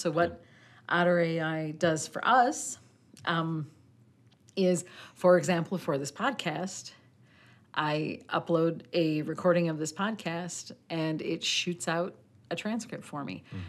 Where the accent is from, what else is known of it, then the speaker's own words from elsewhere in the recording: Midwest, United States; I am I am a redneck from the Midwest